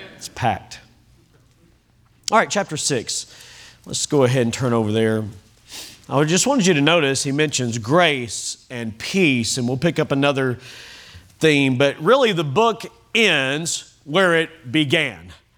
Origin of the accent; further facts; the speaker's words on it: Kentucky, United States; now in Oklahoma, United States; I'm from Kentucky